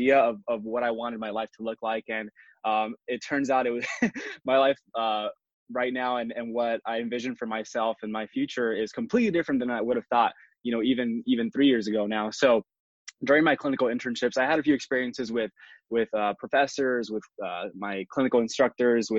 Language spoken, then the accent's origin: English; Miami, Florida, United States; moved away as an adult; also born or lived in Puerto Rico; now in Tampa Bay area, United States; I was born in Puerto Rico, raised in Miami since I was 2 years old